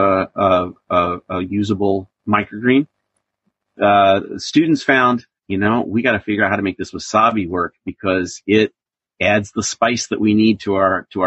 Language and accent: English; Iowa, United States; I grew up in Iowa